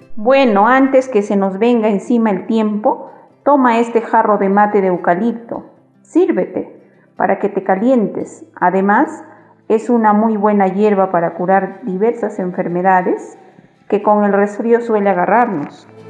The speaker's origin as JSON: {"language": "Spanish", "region": "Puno", "country": "Peru", "said": "soy de Puno"}